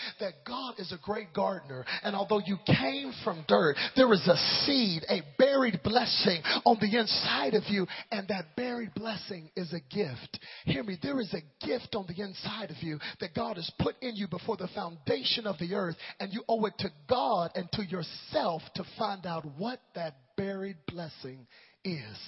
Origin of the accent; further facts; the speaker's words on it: Dallas, Texas, United States; my parents' house in Dallas, Texas